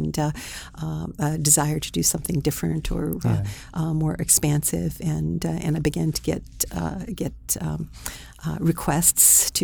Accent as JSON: {"language": "English", "region": "Ohio", "country": "United States", "moved": "as an adult", "lives_now": "Toronto, Canada", "said": "I'm originally from Ohio"}